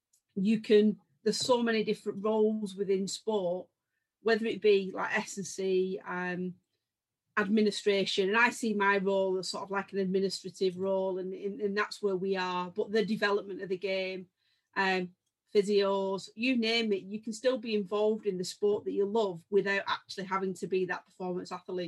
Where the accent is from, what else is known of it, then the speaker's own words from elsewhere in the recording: England, United Kingdom; And I think we're really proud from England of the amount of very, very good players we've produced.